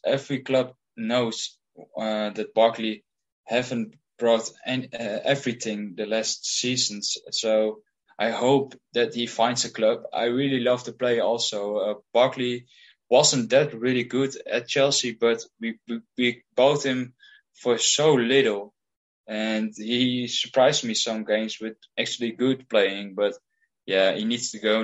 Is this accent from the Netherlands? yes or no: yes; Heerenveen, Friesland, Netherlands; I'm from Heerenveen in the Netherlands.